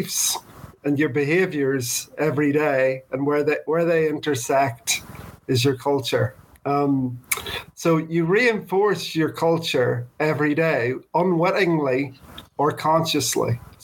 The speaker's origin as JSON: {"language": "English", "region": "Northern Ireland", "country": "United Kingdom", "tie": "born or raised there", "also_born_or_lived": "Birmingham, England", "said": "I grew up here in Northern Ireland"}